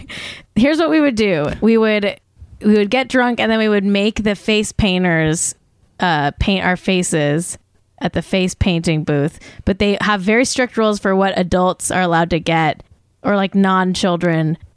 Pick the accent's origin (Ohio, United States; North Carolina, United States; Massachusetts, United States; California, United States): California, United States; Manhattan Beach; Polynesian themed fries was my hometown fries